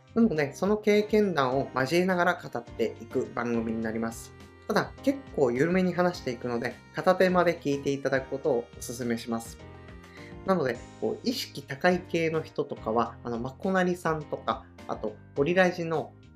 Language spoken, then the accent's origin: Japanese; Oga Peninsula, Akita, Japan; now in Tokyo, Japan; 出身は秋田県の男鹿半島というところの出身です